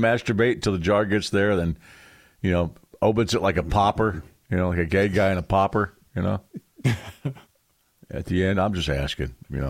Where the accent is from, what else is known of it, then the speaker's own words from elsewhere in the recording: Mechanicsburg, Pennsylvania, United States; moved away; Mechanicsburg guy. He's from my hometown.